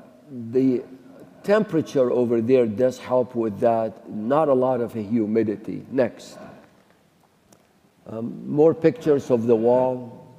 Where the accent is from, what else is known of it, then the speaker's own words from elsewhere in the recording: Mosul, Nineveh, Iraq; I became a Christian in Iraq. I was born in Nineveh. My home was 10 miles from the grave of Jonah.